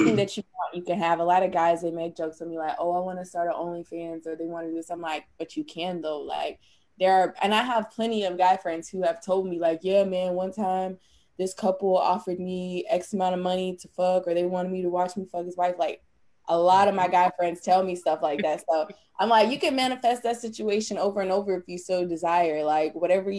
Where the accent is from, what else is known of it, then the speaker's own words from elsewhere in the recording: North Carolina, United States; I'm from North Carolina, born and raised.